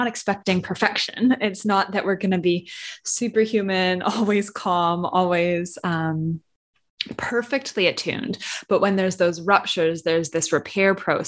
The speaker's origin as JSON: {"language": "English", "country": "Canada", "moved": "yes", "said": "I'm originally Canadian"}